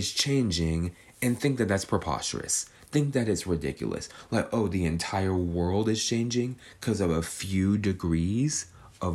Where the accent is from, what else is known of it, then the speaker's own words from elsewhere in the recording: California, United States; I'm a Californian